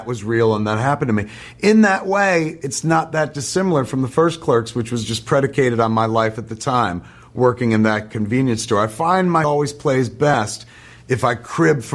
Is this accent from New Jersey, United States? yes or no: yes; New Jersey, United States; the folks in New Jersey forged me